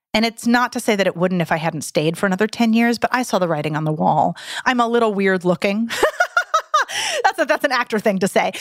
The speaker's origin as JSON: {"language": "English", "town": "Santa Cruz", "region": "California", "country": "United States", "tie": "born or raised there", "said": "in my hometown of Santa Cruz, California"}